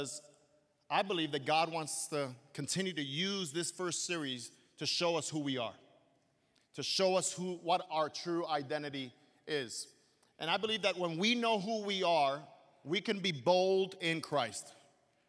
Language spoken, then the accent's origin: English; New York City, New York, United States; I grew up in Brooklyn, New York, and my formation was there